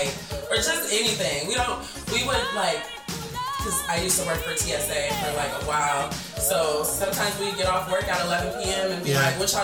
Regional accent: Los Angeles, California, United States; now in New York, United States; it's not as big of a circle of friends that I'm used to having in L.A.

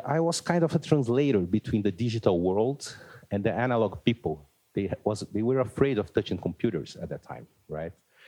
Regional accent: Brazil; I'm from Brazil

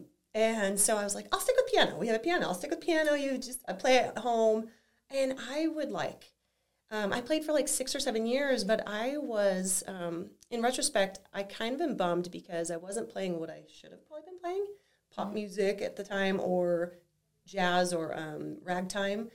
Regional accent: Flint, Michigan, United States; moved away as an adult; now in Whitefish, United States; growing up in Michigan, in Flint, Michigan specifically

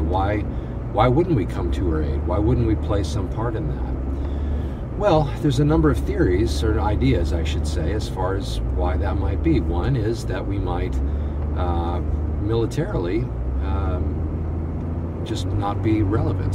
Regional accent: United States; I'm an extremely thankful American

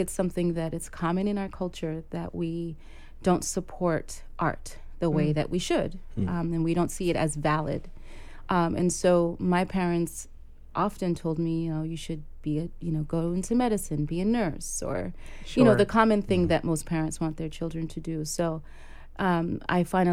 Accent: New York City, New York, United States; also born or lived in Port-au-Prince, Haiti / Harlem, New York; I am a Brooklynite, I consider myself to be, because I've been here since I was five.

